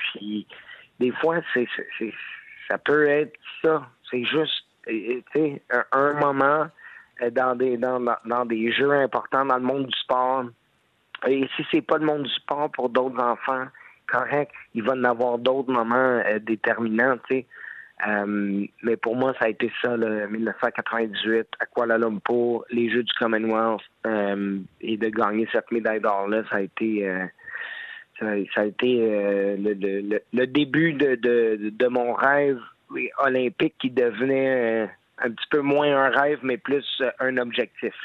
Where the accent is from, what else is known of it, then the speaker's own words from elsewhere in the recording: Laval, Quebec, Canada; à ma ville natale, au monde de Laval